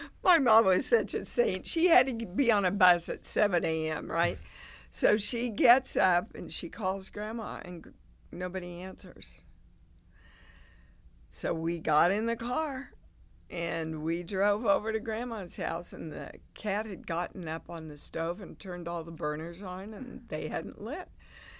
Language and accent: English; Kansas, United States; moved away as an adult; also born or lived in New York; I grew up in Kansas. I'd never been out of Kansas in my life